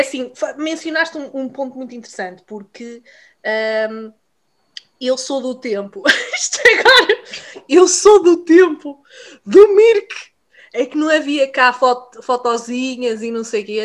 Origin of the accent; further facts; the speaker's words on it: Vila Real, Norte, Portugal; moved away as an adult; now in United Kingdom; eu sou de Vila Real Uh, mas emigrei para o Reino Unido, para terras de Sua Majestade, uh, já fez nove anos